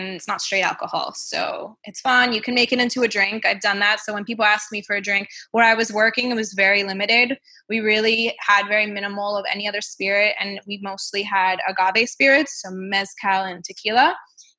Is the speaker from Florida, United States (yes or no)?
yes; Miami, Florida, United States; moved away; also born or lived in Melbourne, Australia; living in Miami, growing up in Miami